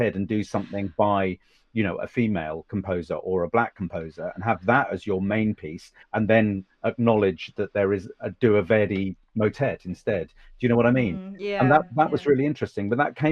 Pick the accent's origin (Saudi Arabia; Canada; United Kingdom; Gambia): United Kingdom; Suffolk, East of England; also born or lived in Cambridge; I grew up in Suffolk with a nice middle class privileged family.